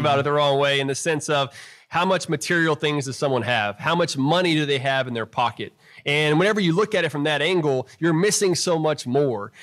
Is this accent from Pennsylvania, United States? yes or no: no; South Houston, Texas, United States; growing up in South Houston, Texas